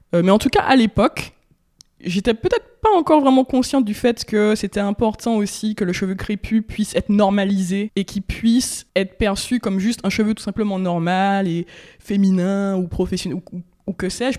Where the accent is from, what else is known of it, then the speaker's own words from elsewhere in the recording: Martinique; j'ai grandi en Martinique, où je suis née, où voilà, j'ai mes racines, ma famille